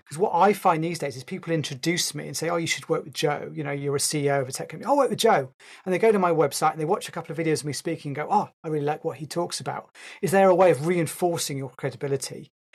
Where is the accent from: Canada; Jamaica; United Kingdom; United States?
United Kingdom; I'm a Brit